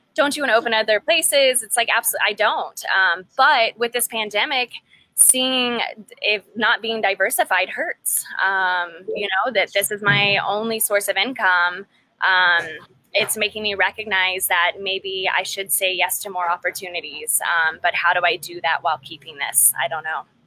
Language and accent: English; College Station, Texas, United States; moved away; also born or lived in Fort Worth, Texas / Yosemite National Park, California; I'm from College Station, Texas, which not many people know